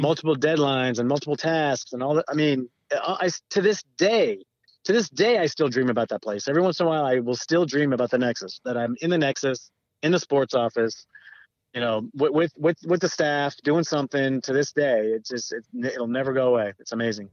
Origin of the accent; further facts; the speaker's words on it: Southern California, United States; I grew up in Southern California